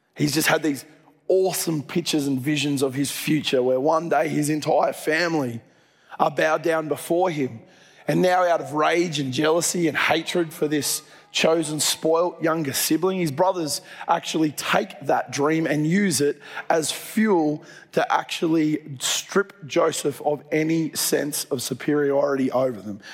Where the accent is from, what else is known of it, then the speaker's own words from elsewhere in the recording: Dubbo, New South Wales, Australia; moved away; I grew up in Dubbo